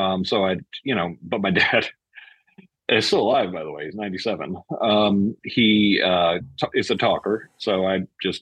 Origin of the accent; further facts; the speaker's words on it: the New York area, United States; I grew up in the New York area